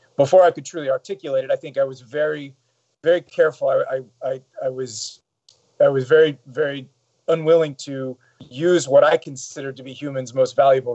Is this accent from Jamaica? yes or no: no; Saudi Arabia; also born or lived in Europe / Middle East; I probably have a slightly unique perspective for an American. I grew up in Saudi Arabia, spent about half of my early life living in Europe, in the Middle East.